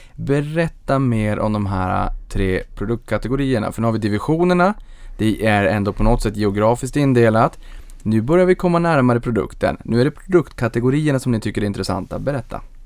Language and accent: Swedish; Norrbotten County, Sweden; jag kommer från Norrbotten, då är det knallsvart eh, halva året